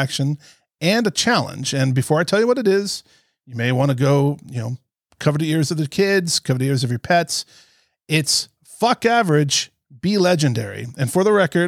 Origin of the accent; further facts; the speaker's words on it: Florida, United States; now in Chicago, United States; I grew up in Florida